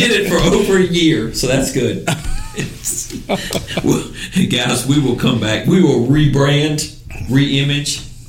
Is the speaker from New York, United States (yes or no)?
no; Louisiana, United States; I'm from Louisiana.